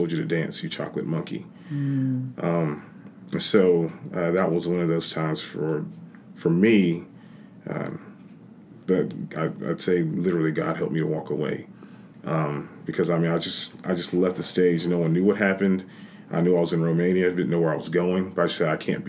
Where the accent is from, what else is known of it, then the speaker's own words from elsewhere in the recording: South Carolina, United States; I was from South Carolina